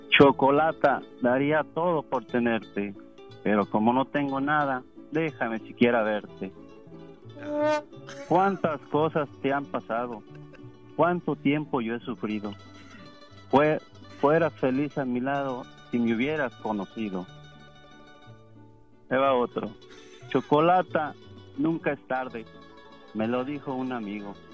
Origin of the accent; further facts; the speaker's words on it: Zacatecas, Mexico; menos era Zacatecas